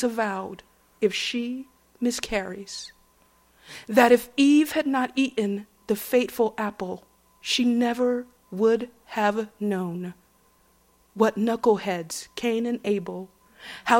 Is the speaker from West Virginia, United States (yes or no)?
no; Atlanta, Georgia, United States; moved away; growing up in Atlanta, Georgia, the way I did